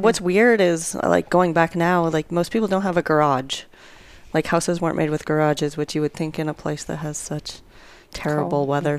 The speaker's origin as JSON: {"language": "English", "region": "Montana", "country": "United States", "also_born_or_lived": "Livingston, Montana / Bozeman, Montana / Great Falls, Montana / Salt Lake City, Utah", "moved": "as an adult", "lives_now": "San Angelo, United States", "said": "I'm from Montana."}